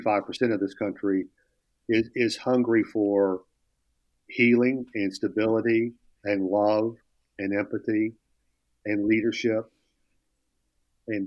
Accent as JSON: {"language": "English", "region": "West Texas", "country": "United States", "tie": "born or raised there", "said": "I grew up in West Texas, where that was a little bit different. We were closer to Los Angeles than Houston, where I grew up."}